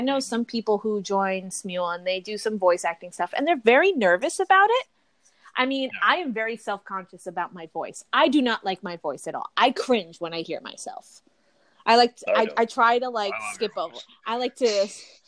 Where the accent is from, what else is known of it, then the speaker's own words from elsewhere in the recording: New Jersey, United States; I'm from New Jersey